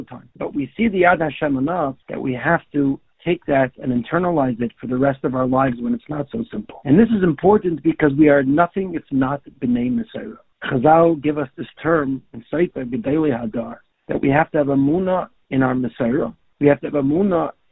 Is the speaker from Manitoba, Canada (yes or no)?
no; Toronto, Ontario, Canada; a friend of mine who I grew up with in Toronto